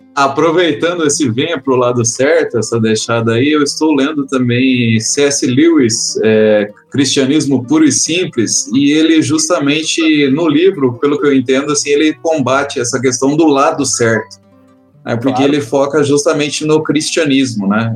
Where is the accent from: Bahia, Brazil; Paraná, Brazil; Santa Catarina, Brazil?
Paraná, Brazil; Londrina; eu sou de Londrina, no Paraná